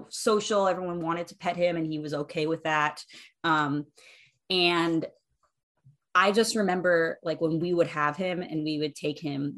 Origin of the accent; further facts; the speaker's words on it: right outside DC, Maryland, United States; I grew up in Maryland, right outside DC.